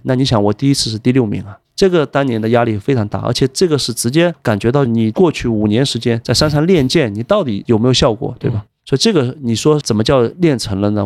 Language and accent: Chinese; Wenzhou, Zhejiang, China; moved away; also born or lived in Hong Kong / Shanghai / Macau; 我是温州人